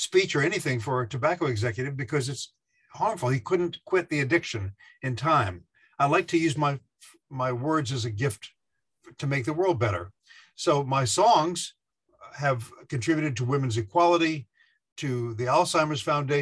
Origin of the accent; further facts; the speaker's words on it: Beaufort, South Carolina, United States; moved away as an adult; also born or lived in New York City; I came from Beaufort, South Carolina, a little island of 5,000 people, took a bus up to New York City